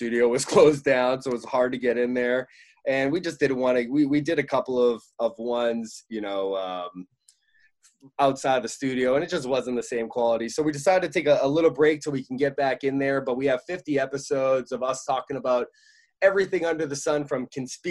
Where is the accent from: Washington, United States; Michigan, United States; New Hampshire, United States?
New Hampshire, United States; a bunch of friends that I grew up with in New Hampshire